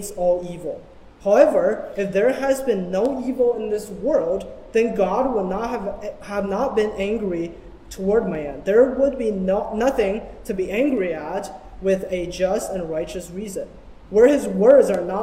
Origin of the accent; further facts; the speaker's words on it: China; moved away; Growing up in China